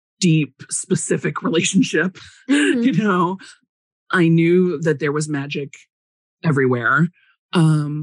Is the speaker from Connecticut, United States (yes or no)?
no; Chicago, Illinois, United States; growing up in Chicago